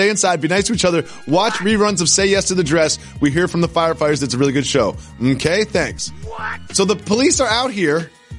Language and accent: English; Northeast, United States; now in New York City, United States; I'm kind of used to these kind of things growing up in the Northeast.